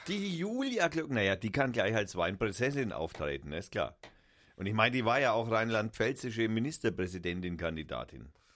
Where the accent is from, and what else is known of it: Baden-Württemberg, Germany; now in Franconia, Germany